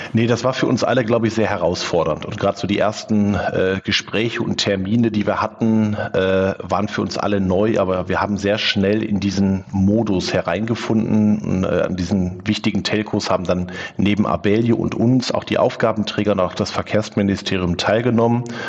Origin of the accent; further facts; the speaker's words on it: Wülfrath, North Rhine-Westphalia, Germany; also born or lived in Neviges, Velbert; groß geworden bin ich in Wülfrath.